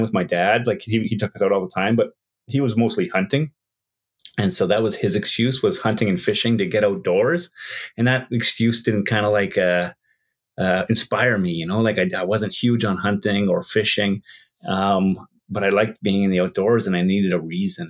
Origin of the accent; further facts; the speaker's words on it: Whitehorse, Yukon, Canada; also born or lived in Edmonton; my university had more people than the city I live in, Whitehorse